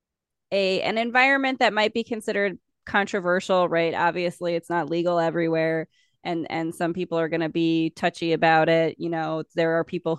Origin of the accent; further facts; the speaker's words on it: South Dakota, United States; I'm from South Dakota. It's a conservative state.